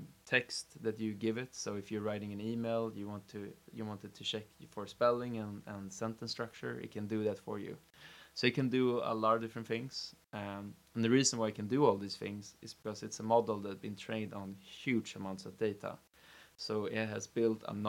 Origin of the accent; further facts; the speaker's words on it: Stockholm, Stockholm County, Sweden; born and raised in Stockholm